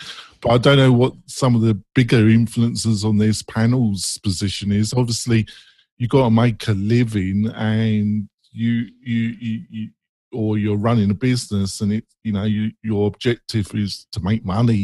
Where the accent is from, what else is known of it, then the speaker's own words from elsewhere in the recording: England, United Kingdom; I'm English